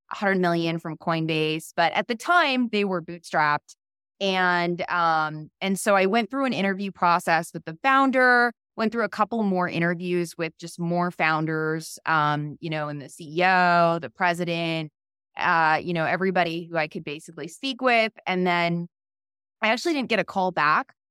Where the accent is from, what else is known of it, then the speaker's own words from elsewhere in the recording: a small town outside of Boston, Massachusetts, United States; moved away; also born or lived in Florida / New York / San Francisco; I'm originally from the East Coast, a really small town outside of Boston.